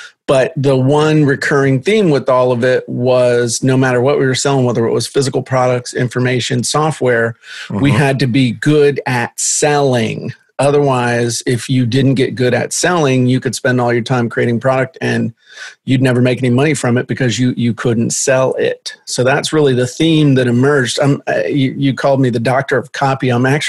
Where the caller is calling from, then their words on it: Virginia, United States; I am in southeastern Virginia at the very tip of the Middle Peninsula in the middle of nowhere in a county with no stoplights